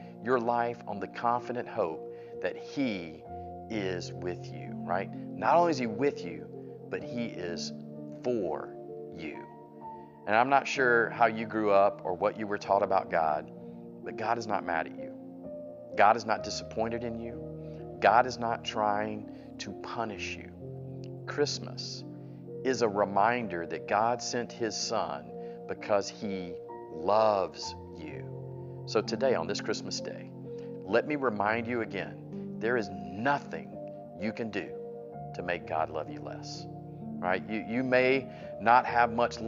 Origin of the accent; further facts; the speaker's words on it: Atlanta, Georgia, United States; I'm from Atlanta